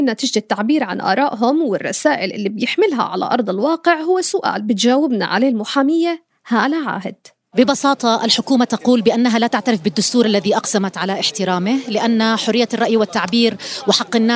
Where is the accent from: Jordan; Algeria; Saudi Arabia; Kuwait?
Jordan; حول قضايانا اللي بنعيشها وبنعاني منها كاردنيين